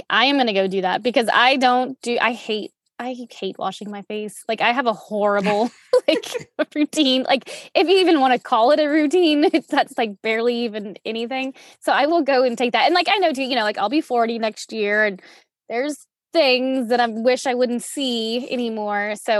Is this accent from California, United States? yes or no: no; outside of New Orleans, Louisiana, United States; I grew up outside of New Orleans. And so, you know, you're growing up in the South in high school